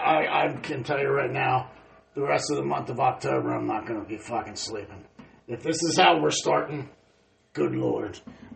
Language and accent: English; Canada; Listen. I'm Canadian. We taste delicious.